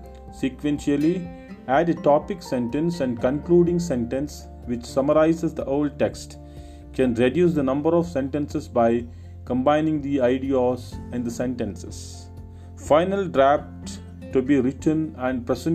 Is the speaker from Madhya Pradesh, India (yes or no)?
no; Karnataka, India; from Karnataka.